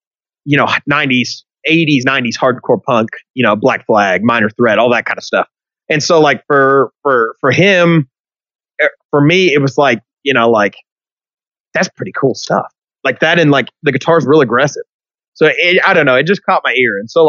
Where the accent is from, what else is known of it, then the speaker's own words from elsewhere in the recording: Hot Springs, Arkansas, United States; So in middle school, I grew up in Hot Springs.